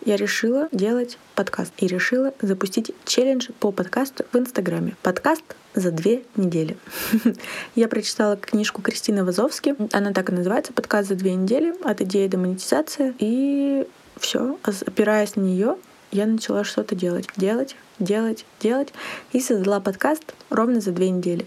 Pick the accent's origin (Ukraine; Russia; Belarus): Russia; Yekaterinburg, Sverdlovsk Oblast; Студия подкастов «Венчур Медиа» в Екатеринбурге. откуда я родом